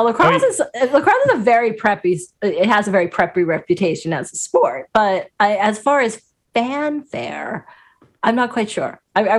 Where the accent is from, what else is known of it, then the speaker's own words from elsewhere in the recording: Long Island, New York, United States; Well, sure, you know, growing up on Long Island